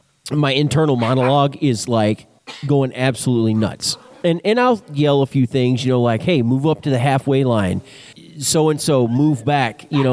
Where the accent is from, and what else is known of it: a town near Dallas, Texas, United States; born or raised there